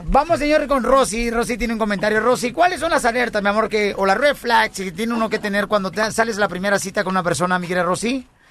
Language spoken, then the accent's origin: Spanish; Mexico; Yo soy el único mexicano, señores, en toda la República Mexicana